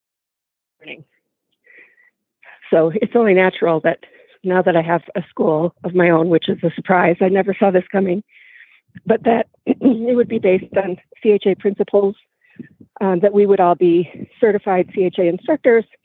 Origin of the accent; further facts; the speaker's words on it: Minneapolis, Minnesota, United States; now in Littleton, United States; growing up in Southeast Minneapolis